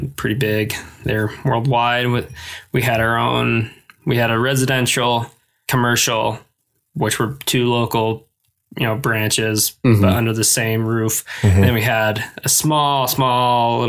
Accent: Rifle, Colorado, United States; moved away as an adult; also born or lived in Green River, Wyoming / Parachute, Colorado / Grand Junction, Colorado; now in Bozeman, United States; I was basically born and raised in Rifle

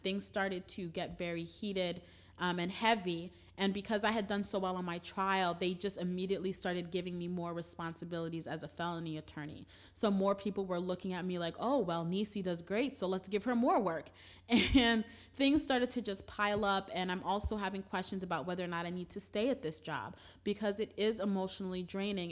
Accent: New York City, New York, United States; We're originally from Brooklyn.

